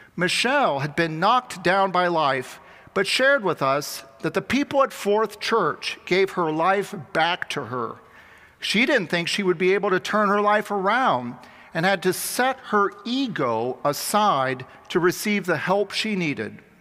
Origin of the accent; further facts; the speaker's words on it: Xenia, Ohio, United States; moved away; I was almost 12 years old, growing up in my hometown of Xenia, Ohio